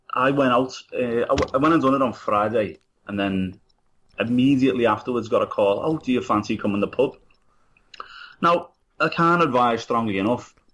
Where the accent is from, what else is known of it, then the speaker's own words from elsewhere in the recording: Liverpool, North West England, United Kingdom; I'm from Liverpool, and it's such a Irish city.